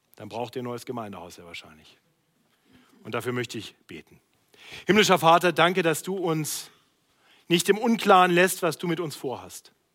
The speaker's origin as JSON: {"language": "German", "town": "Braunschweig", "region": "Lower Saxony", "country": "Germany", "moved": "yes", "said": "Also ich komme aus Braunschweig"}